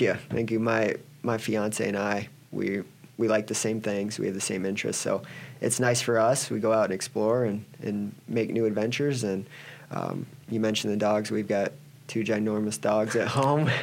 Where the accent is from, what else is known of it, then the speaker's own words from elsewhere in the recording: Cedar Rapids, Iowa, United States; now in Nebraska, United States; I grew up in Cedar Rapids, Iowa